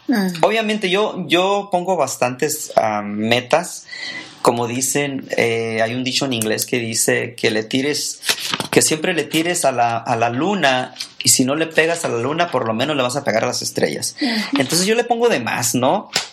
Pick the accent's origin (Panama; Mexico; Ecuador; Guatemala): Mexico; Ensenada, Baja California; also born or lived in Tijuana / Tecate; now in United States; soy mexicano, nacido en Tijuana, criado en Ensenada y viví dos, tres años en Tecate